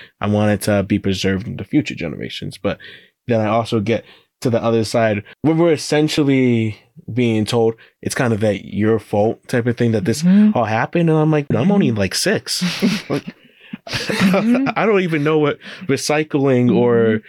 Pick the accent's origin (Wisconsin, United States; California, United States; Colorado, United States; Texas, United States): Colorado, United States; I grew up in Colorado too. I went through the Colorado school system